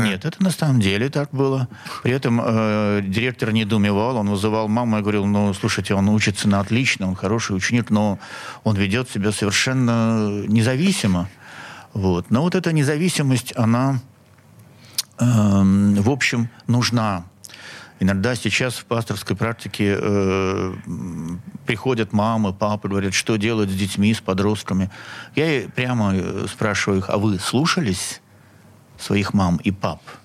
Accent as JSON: {"language": "Russian", "region": "Saint Petersburg", "country": "Russia", "tie": "born or raised there", "said": "Я коренной петербуржец. Я родился на Синопской набережной"}